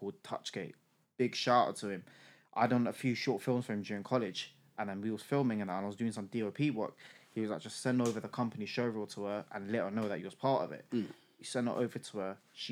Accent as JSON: {"language": "English", "region": "London", "country": "United Kingdom", "tie": "born or raised there", "said": "I was born and raised in East London, so I came from an area called Ilford"}